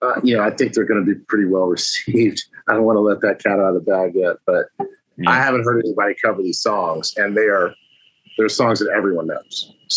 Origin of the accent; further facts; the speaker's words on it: Keflavik, Southern Peninsula, Iceland; born there; So my dad's second to last duty station was Reykjavik, and I was born off the base in Keflavik.